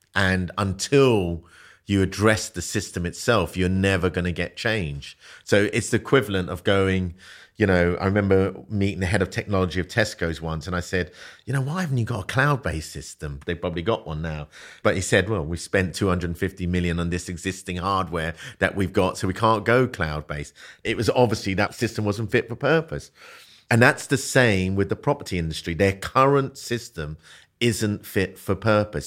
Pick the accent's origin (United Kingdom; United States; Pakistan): United Kingdom; London; also born or lived in Malaysia; growing up in South London when I was a kid